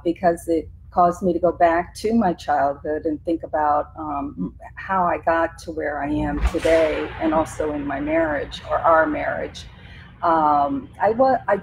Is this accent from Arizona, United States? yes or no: no; Florida, United States; also born or lived in West Palm Beach, Florida; I was born at St. Mary's Hospital, for those of you who are true Florida crackers. I was born in West Palm, and we left in the middle of the night to go across state.